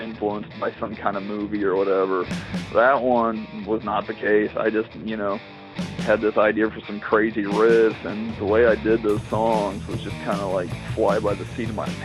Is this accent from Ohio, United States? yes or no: no; Missouri, United States; we're actually from Missouri. And Assassin had lived in Marshfield, which is not too far away from Springfield, where I live